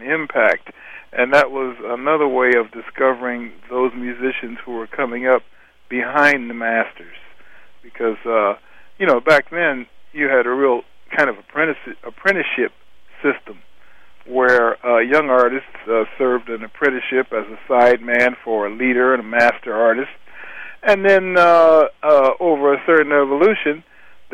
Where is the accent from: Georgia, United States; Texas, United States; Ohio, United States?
Ohio, United States; Cleveland; I grew up in Cleveland, Ohio